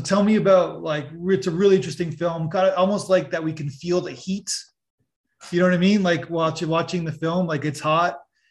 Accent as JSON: {"language": "English", "town": "Niagara Falls", "region": "Ontario", "country": "Canada", "tie": "born or raised there", "said": "I'm from Niagara Falls region, and you know Paul Bernardo. So I was the same age or a year younger than the victims of Paul Bernardo, of Leslie Mahaffey and Kristen French in Niagara region."}